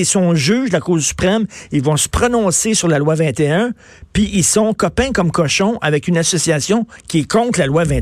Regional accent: Canada; Je suis Canadien.

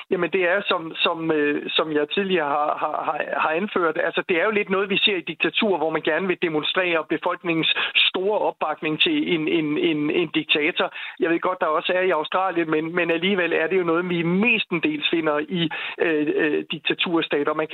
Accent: Denmark

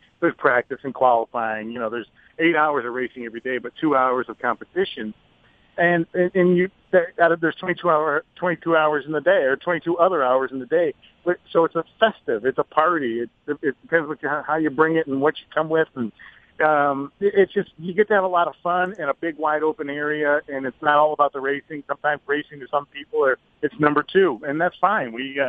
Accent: Bamberg, South Carolina, United States; I came from Bamberg. You know, that, when I was growing up, there were like 55,000.

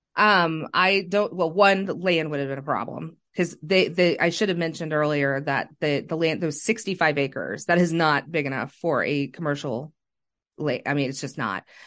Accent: Kansas City, Missouri, United States; growing up in South Kansas City myself

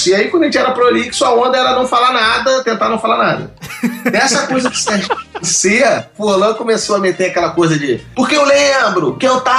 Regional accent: Araraquara, São Paulo, Brazil; sou do interior de São Paulo

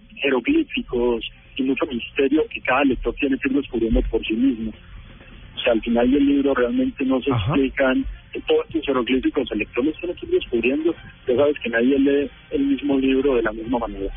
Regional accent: Pereira, Risaralda, Colombia; moved away as an adult; also born or lived in Texas, United States; now in United States; Yo soy pereirano

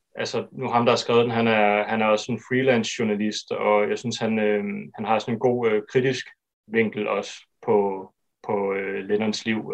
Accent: Fjerritslev, North Denmark Region, Denmark; en filmskole i Ketrup ved Fjerdslev, hvor, hvor jeg voksede op

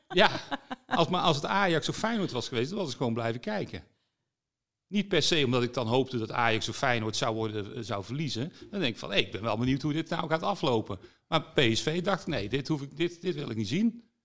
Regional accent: Vught, North Brabant, Netherlands; Ik ben wel een Brabander, hè. ik ben in Vught opgegroeid

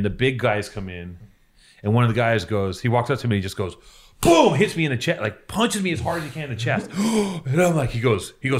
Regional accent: Los Angeles, California, United States; I grew up in Venice

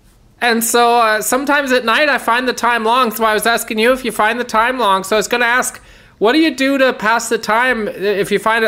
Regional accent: Gimli, Manitoba, Canada; I'm from Gimli.

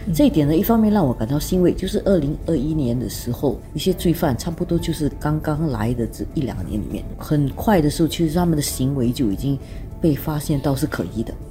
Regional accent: Singapore; 我们作为新加坡人

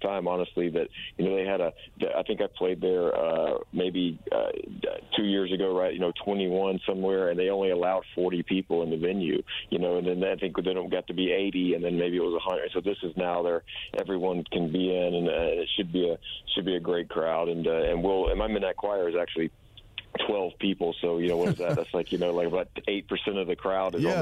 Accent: South Carolina, United States; now in Nashville, United States; we're from South Carolina

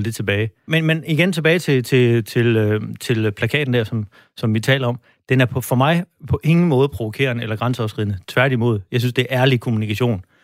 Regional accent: Denmark; vi som danskere

